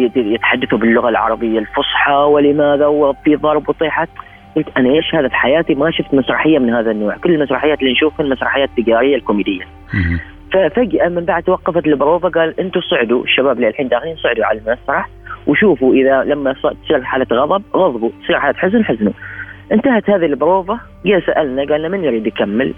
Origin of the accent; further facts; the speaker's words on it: Oman; نحن كعمانيين كشعب عماني